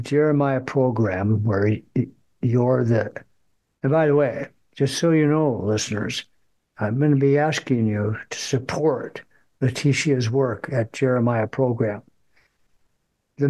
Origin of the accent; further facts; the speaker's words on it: Fargo, North Dakota, United States; I grew up in Fargo, went through the Catholic school system